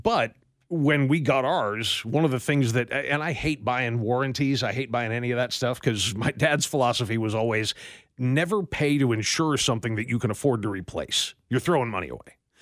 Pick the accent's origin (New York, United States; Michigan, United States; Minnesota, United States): New York, United States; Western; I was born in Western New York